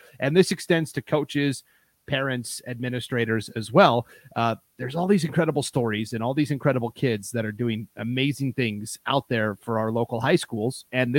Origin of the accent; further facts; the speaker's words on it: Missoula, Montana, United States; moved away as an adult; now in Idaho, United States; I grew up in Western Montana, Missoula area.